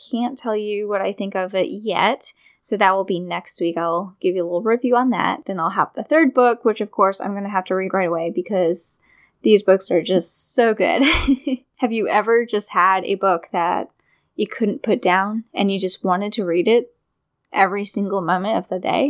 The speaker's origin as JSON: {"language": "English", "region": "Virginia", "country": "United States", "tie": "born or raised there", "said": "in my hometown"}